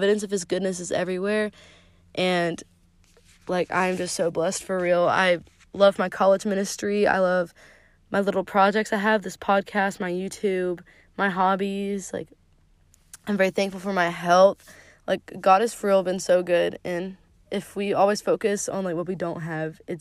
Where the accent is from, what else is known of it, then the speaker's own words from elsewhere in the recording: Zebulon, United States; moved away; we recently moved back to, like, where we originally grew up. So it was cool to discover fun new places, like, in downtown Zebulon